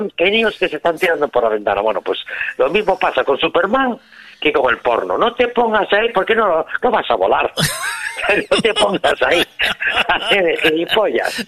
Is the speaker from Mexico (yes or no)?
no; Spain; Somos españoles nosotros